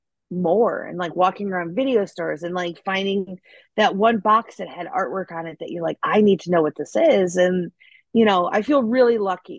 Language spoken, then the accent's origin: English; Des Plaines, Illinois, United States; moved away as an adult; now in Los Angeles, United States; I was in Des Plaines. So I literally grew up like right across the street from O'Hare.